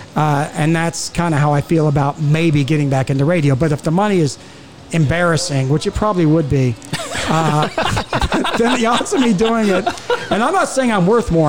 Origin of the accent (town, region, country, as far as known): South Carolina, United States; born or raised there; moved away; also born or lived in California